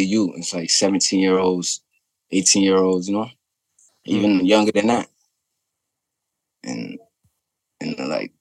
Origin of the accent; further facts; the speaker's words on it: New York City, New York, United States; moved away; also born or lived in Arizona; I'm from New York